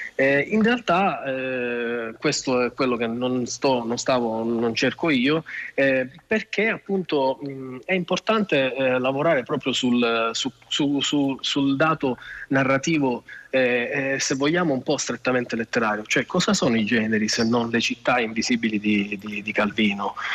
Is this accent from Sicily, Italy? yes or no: yes; Sicily, Italy; moved away as an adult; now in Rome, Italy; io non sono romano, sono siciliano come tanti, sì. sono, sono, approdato a Roma tanti anni fa, ormai una ventina d'anni fa, per lavoro